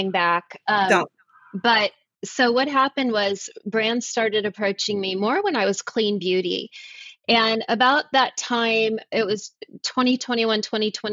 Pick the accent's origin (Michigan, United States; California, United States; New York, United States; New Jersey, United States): California, United States; Los Angeles; moved away as an adult; also born or lived in Charlotte, North Carolina; now in Nashville, United States; I was born and raised in Los Angeles and I chose to move to North Carolina. I live in Nashville now